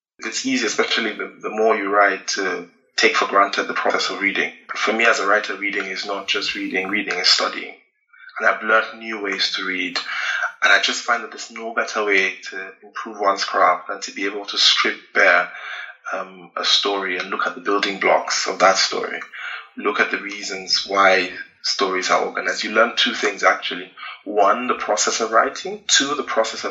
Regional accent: Nigeria; as a Nigerian, as a Black person

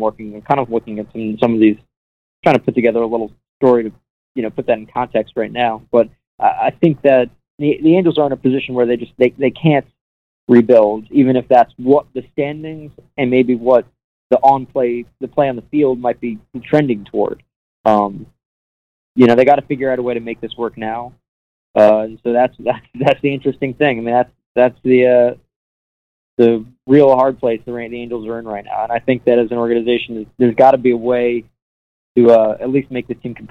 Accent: New York City, New York, United States; also born or lived in Syracuse, New York / Albany, New York / Virginia / Auburn, Alabama; now in California, United States; I'm from New York City

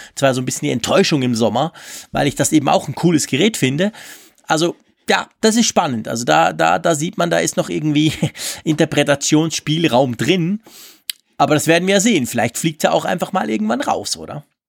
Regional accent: Switzerland; also born or lived in Bern; bei uns in der Schweiz

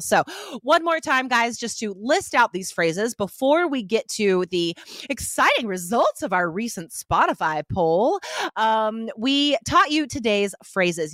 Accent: Nevada, United States; I was accustomed to, um, driving in the ice and snow, uh, when I grew up in Nevada

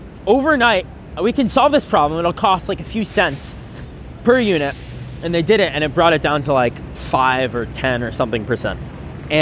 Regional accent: United States; I grew up right outside New York

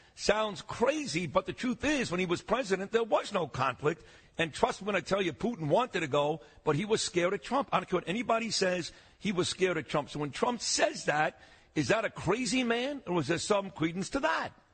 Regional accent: New York City, New York, United States; also born or lived in Rockaway, Queens; I'm from Brooklyn

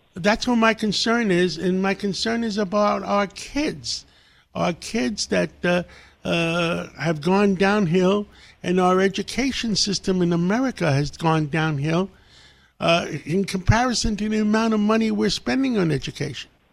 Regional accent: New York City, New York, United States; English is a second language; I grew up in Harlem I had nothing. English was my second language.

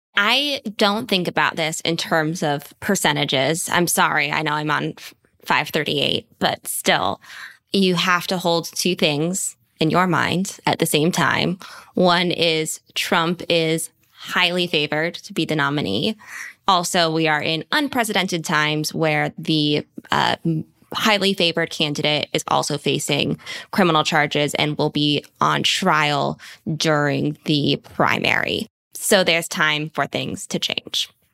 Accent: Bethesda, Maryland, United States; that is my hometown

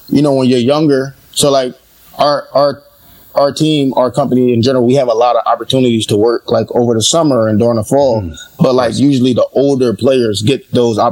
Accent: Philadelphia, Pennsylvania, United States; I'm from Philly. I grew up in Philly

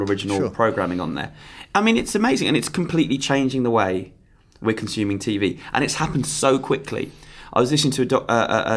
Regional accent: Croydon, London, United Kingdom; I'm from Croydon

